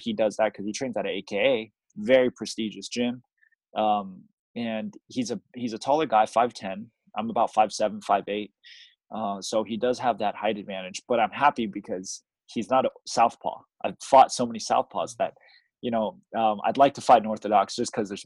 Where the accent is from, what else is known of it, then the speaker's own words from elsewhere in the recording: Taiwan; Taiwan had a lot more pressure for me because it's in my hometown